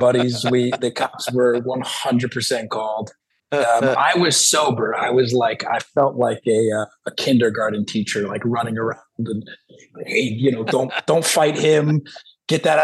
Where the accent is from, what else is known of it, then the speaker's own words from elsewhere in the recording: New Jersey, United States; I'm from South Jersey